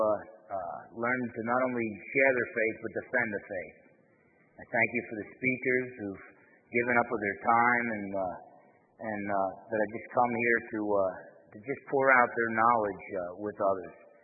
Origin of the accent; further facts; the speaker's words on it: New Jersey, United States; now in Bremerton, Washington, United States; I'm half Italian, I'm from New Jersey